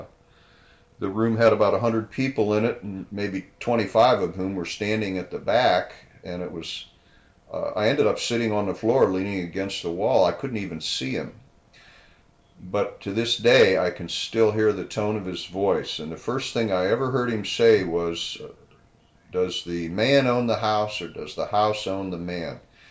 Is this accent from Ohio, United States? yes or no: yes; Canton, Ohio, United States; moved away as an adult; now in San Diego, United States; I was born in Canton